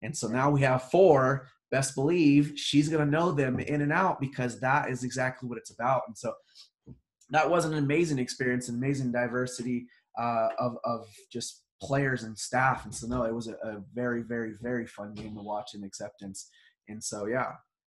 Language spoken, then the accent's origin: English; Hawaii, United States; Yes, I was raised in Hawaii.